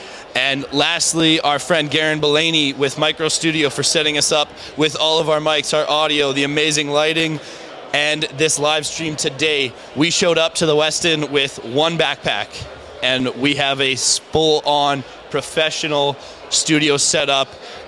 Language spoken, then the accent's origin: English; Alberta, Canada; I grew up around Alberta.